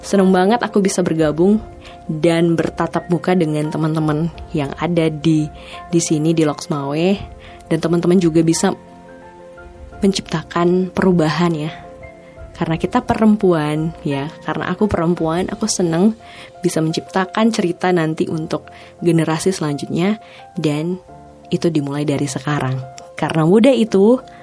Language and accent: Indonesian; Langsa, Aceh, Indonesia; kota aku, kota Langsa